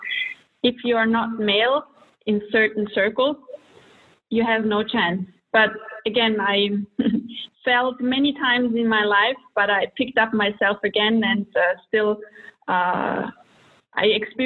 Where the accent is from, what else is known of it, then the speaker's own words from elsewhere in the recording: Vienna, Austria; moved away as an adult; also born or lived in Croatia / Germany / United States / Russia; now in Switzerland; I was born in Croatia to a Serbian mother and a Croatian father, and when I was 1 year old, they moved to Vienna, to Austria, where I grew up and graduated high school.